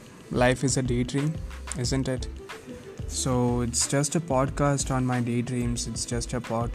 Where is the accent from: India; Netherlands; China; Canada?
India; English is a second language; I'm an Indian. English is not my first language, but I like English